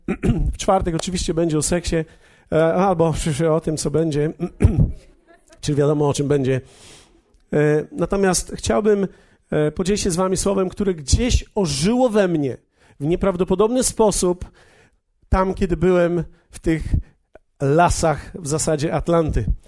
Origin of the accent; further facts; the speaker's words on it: Poland; my w Polsce